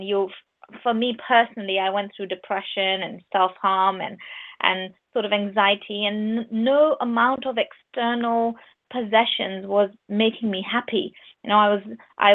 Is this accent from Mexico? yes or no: no; Pakistan; moved away as an adult; now in United Kingdom; I'm from Pakistan, I lived in Pakistan until I was 19. And only when I was 19, I moved to UK through marriage.